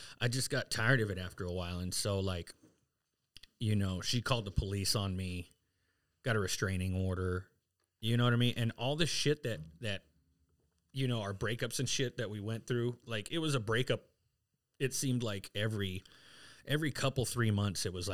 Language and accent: English; San Diego, California, United States; also born or lived in Santa Ysabel Indian Reservation, California; now in Phoenix, United States; Grew up in East County